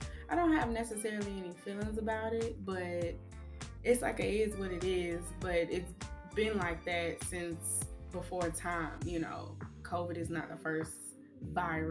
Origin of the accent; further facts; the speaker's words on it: Georgia, United States; now in Pensacola, United States; I live here in Pensacola. I'm from Georgia